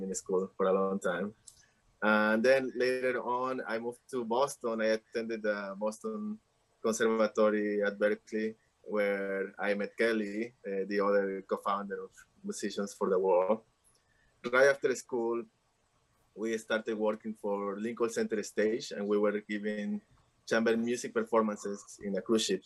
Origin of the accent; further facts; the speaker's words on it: Lima, Peru; moved away; I grew up in Lima, which is the most influenced, westernized city